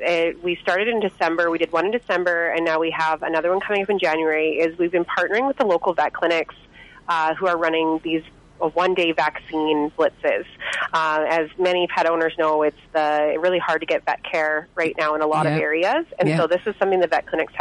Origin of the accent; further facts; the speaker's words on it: Quesnel, British Columbia, Canada; I'm from Quinnell